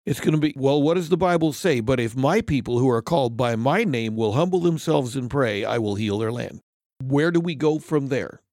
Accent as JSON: {"language": "English", "region": "California", "country": "United States", "tie": "born or raised there", "also_born_or_lived": "Japan", "said": "I grew up in California, before California went crazy"}